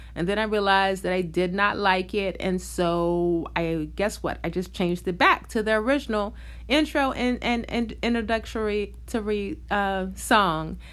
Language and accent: English; New York, United States; I'm from New York